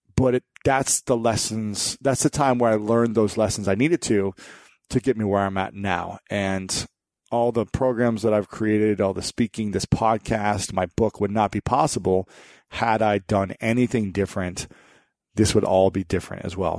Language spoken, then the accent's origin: English; Ohio, United States; my home state of Ohio